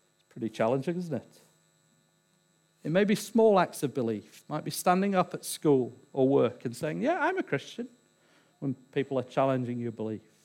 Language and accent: English; England, United Kingdom; I'm English